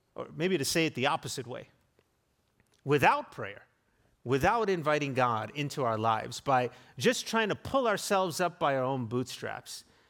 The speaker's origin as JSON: {"language": "English", "country": "South Africa", "tie": "born or raised there", "moved": "yes", "lives_now": "United States", "said": "growing up in South Africa"}